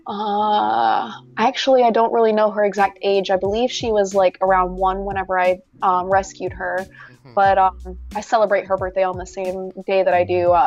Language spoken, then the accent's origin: English; South Carolina, United States; I'm from South Carolina